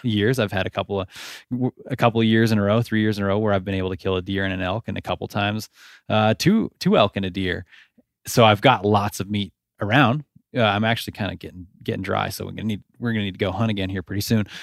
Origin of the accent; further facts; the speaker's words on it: Nevada, United States; I grew up in Nevada